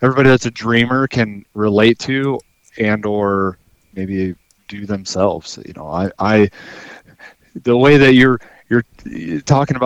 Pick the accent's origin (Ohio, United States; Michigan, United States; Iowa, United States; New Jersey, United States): Iowa, United States; Iowa City area, United States; moved away as an adult; now in Alaska, United States; I was right around the Iowa City area, just south